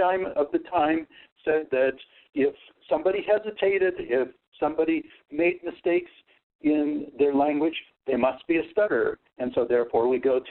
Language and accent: English; United States; first language Russian; English is a second language; My first language that I learned to speak was Russian. And by the time that I was 5, I was fluent in Russian, and my parents moved to the United States